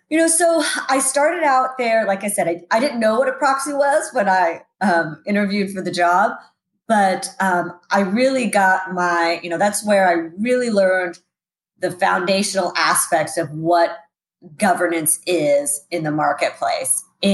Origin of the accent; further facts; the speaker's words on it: Sacramento, California, United States; Actually, grew up right here in Sacramento, homegrown here. Moved around a lot as a kid, but always seemed to come back to Sacramento.